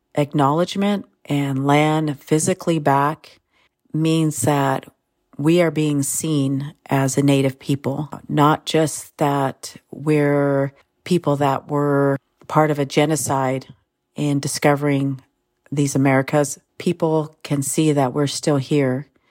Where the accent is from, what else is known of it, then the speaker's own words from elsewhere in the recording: Sherwood Valley Rancheria, California, United States; I come from Sherwood Valley. Noyo and Yukeo Rancheria.